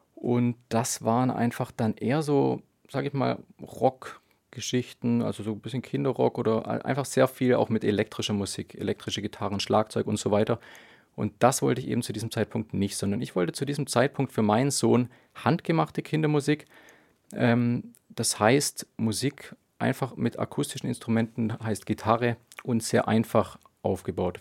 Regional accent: Dettenhausen, Baden-Württemberg, Germany; in meinem Heimatdorf in Dettenhausen und um Tübingen rum

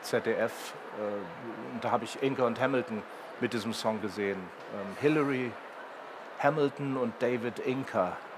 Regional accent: Herzberg am Harz, Lower Saxony, Germany; bei mir in, in, meinem Heimatort Herzberg am Harz

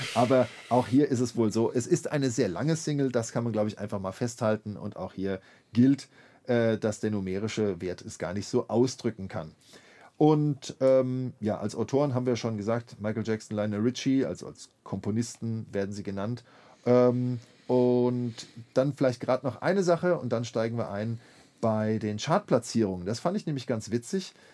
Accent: Mainz, Rhineland-Palatinate, Germany; dass ich als ähm, Mainzer Schüler eines, eines jungen Gymnasiums dann äh, ganz brav im Gottesdienst saß, im Hohen Dom zu Mainz

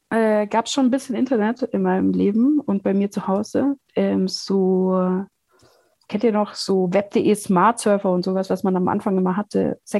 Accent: Bavaria, Germany; halt Bayern ist so äh, da, wo ich aufgewachsen bin, es ist ein ganz kleines Dorf in Schwaben, Bayerisch-Schwaben, äh, Donauschwaben

